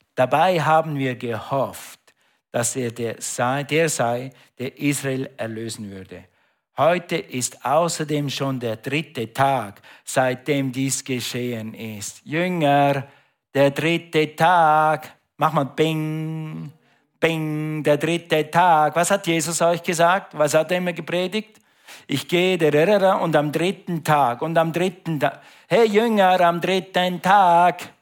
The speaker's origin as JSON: {"language": "German", "country": "Switzerland", "said": "Ich bin Schweizer, okay, aber wir hatten ein Grundstück in Österreich"}